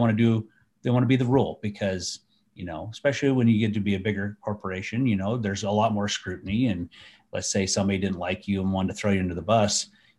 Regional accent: United States; That's stupid. I'm an American. Yeah. It's public land. I can do whatever I want, right?

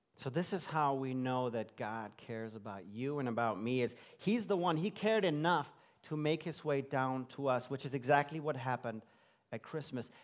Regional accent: Germany; moved away as an adult; also born or lived in London, England; I grew up in Germany

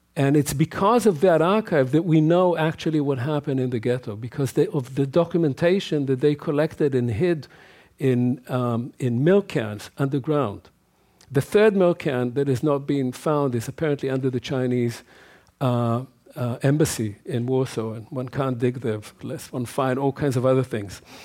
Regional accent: Israel; as a child growing up in Israel

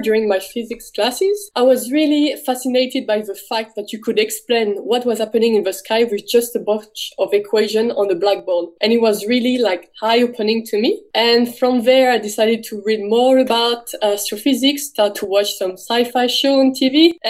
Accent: north of France, France; moved away as an adult; now in Melbourne, Australia; I'm from the north of France. I was actually born right at the border between France and Belgium

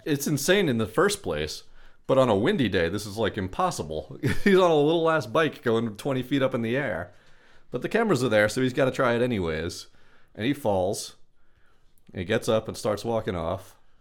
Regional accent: Long Beach, California, United States; growing up in Long Beach

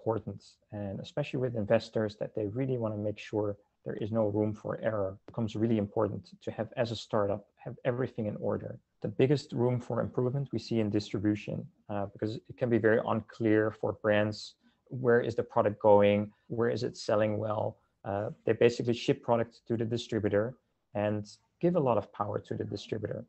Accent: Netherlands; moved away as an adult; now in Canada; I'm originally from the Netherlands, and I came to Canada in the early 2000s

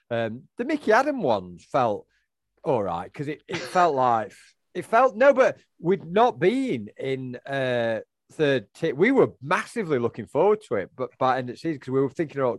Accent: Sheffield, Yorkshire and the Humber, United Kingdom; born there; Well, for me, I was born in Sheffield, as you were.

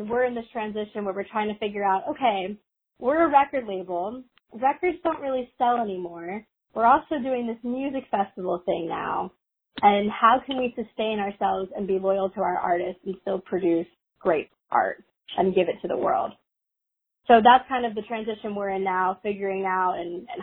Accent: Philadelphia, Pennsylvania, United States; growing up in Philly, obviously, it's a great music scene there as well

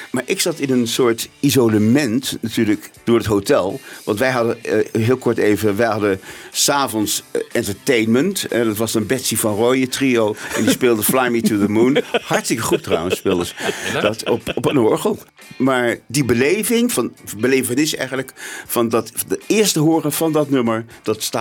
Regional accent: South Africa; born there; also born or lived in Netherlands / Germany; ik ben in Zuid-Afrika geboren, heel kort. Eh, toen in Nederland verhuisd, toen in Duitsland. Toen was ik ongeveer zes. Toen ben ik, zijn we teruggegaan naar Zuid-Afrika.

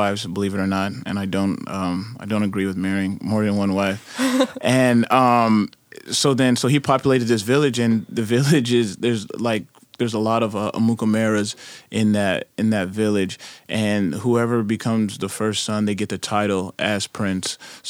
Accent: Arizona, United States; moved away; also born or lived in Nebraska; It was just hot. It was just very, very, very hot. And then when I left Arizona and went to Nebraska, I got used to the cold.

